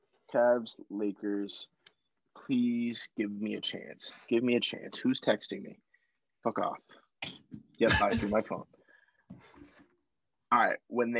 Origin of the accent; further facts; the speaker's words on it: Boston, Massachusetts, United States; we are from Boston.